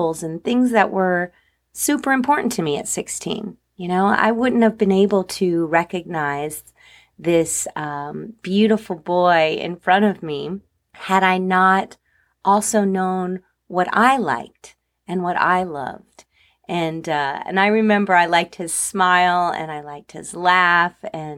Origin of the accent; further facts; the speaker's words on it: New Jersey, United States; I grew up in New Jersey